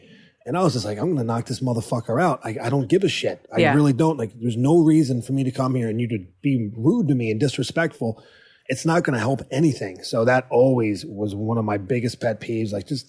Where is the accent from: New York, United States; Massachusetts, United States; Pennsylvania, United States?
Pennsylvania, United States; Philadelphia; moved away; I was from Philly.